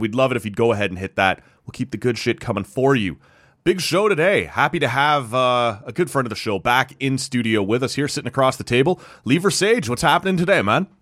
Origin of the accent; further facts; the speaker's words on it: Oshawa, Ontario, Canada; We grew up in Oshawa.